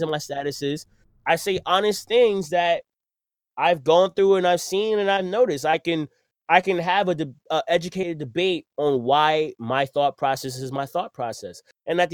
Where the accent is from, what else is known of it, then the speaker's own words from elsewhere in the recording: New York City, New York, United States; I'm from Brooklyn